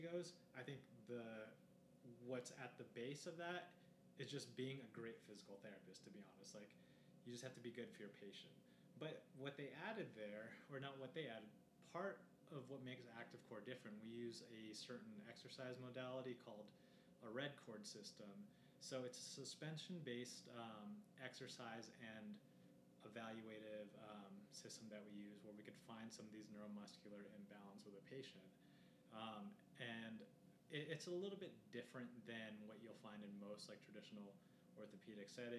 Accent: Los Angeles, California, United States; moved away as an adult; also born or lived in San Diego, California / San Luis Obispo, California; now in Denver, United States; a guy that grew up in, Los Angeles

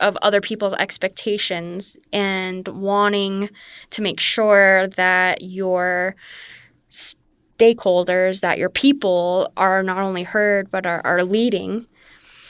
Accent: Laurel, Montana, United States; I grew up in Laurel, Montana, on the eastern side of the state.

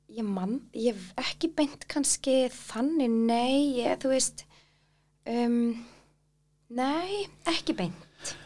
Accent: Iceland; að alast upp á Íslandi í fríð og ró

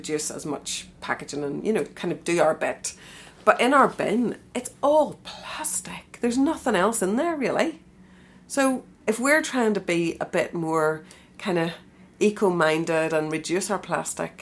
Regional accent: Eglinton, Northern Ireland, United Kingdom; I'm from Eglinton, kind of northwest

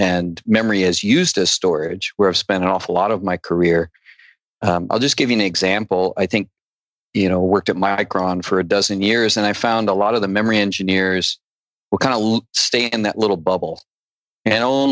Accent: Binghamton, Endicott, Vestal area, upstate New York, United States; I was right in the middle of the state in the Binghamton, Endicott, Vestal area

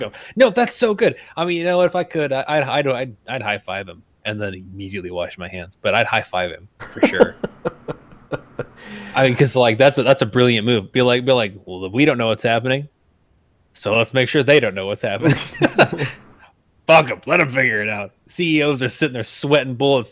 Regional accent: Arizona, United States; we're both from Arizona

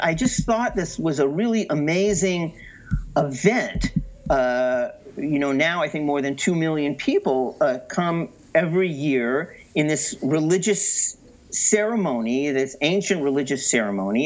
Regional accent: San Francisco Bay Area, California, United States; now in Israel; I'm from the San Francisco uh, Bay Area.

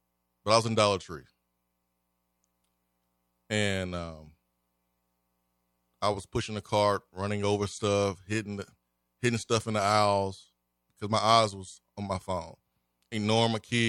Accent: Alabama, United States; I'm from Alabama

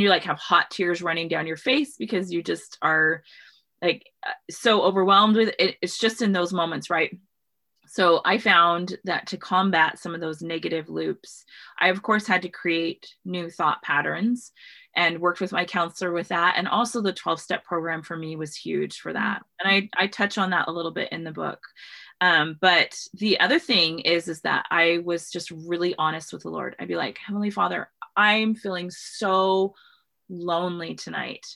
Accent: Washington, United States; I grew up in Washington State

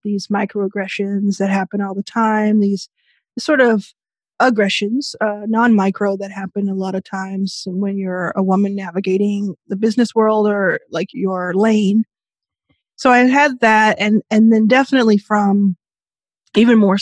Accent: Dallas, Texas, United States; moved away; also born or lived in Jackson, Mississippi; I was born in Jackson, Mississippi. I very soon after was living in and grew up in Dallas, Texas, and my formative years there

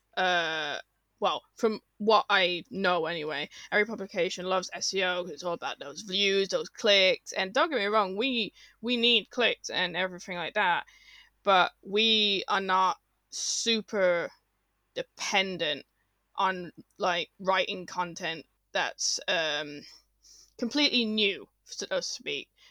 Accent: Birmingham, West Midlands, United Kingdom; Robin knew I was from Birmingham

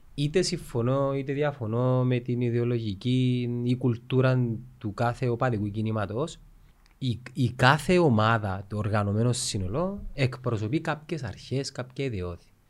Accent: Cyprus; από Κύπρο είμαι

